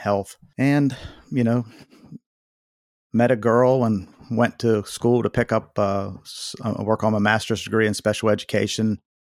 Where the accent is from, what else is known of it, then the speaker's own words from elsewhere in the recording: Waynesburg, Pennsylvania, United States; also born or lived in Connecticut; I was born here in Waynesburg, Pennsylvania, and, uh, you know, grew up a church going young man